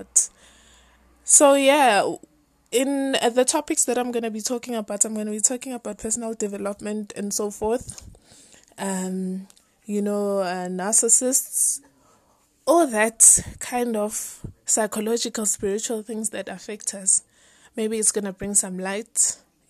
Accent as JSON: {"language": "English", "town": "Soweto", "region": "Gauteng", "country": "South Africa", "said": "I'm from Soweto in South Africa"}